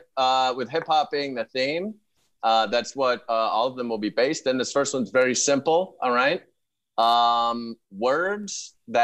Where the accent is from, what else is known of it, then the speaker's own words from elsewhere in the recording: Pittsburgh, Pennsylvania, United States; Pittsburgh has terrible weed. That's where I'm from.